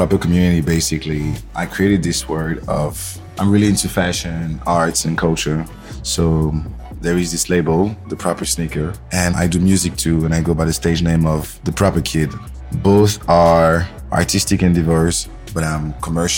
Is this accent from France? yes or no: yes; Saint-Denis, Île-de-France, France; English is a second language; moved away as an adult; also born or lived in Paris / Ivory Coast (ancestry); now in New York, United States; I'm from Paris, born and raised. My roots are in Ivory Coast